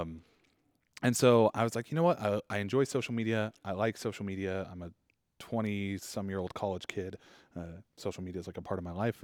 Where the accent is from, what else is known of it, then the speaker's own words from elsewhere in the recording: Boise, Idaho, United States; I was born and raised in Boise